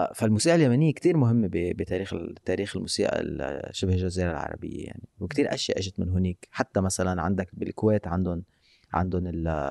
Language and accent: Arabic; Lebanon; نحن بلبنان